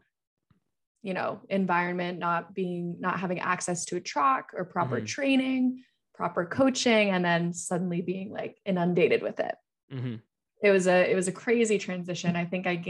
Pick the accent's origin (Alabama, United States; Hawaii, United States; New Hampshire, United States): New Hampshire, United States; also born or lived in Florida; I was in Florida at the time. We moved from Florida to where my parents live now in New Hampshire.